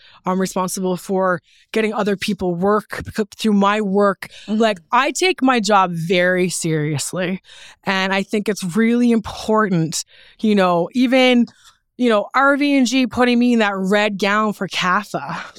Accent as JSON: {"language": "English", "region": "Newfoundland and Labrador", "country": "Canada", "said": "You know, but yeah, I'm proud to be from Newfoundland. I feel like being from Newfoundland is a part of the reason why I'm so successful."}